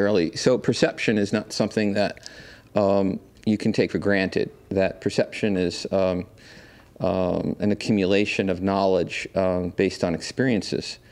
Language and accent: English; New York City, New York, United States; I grew up here in New York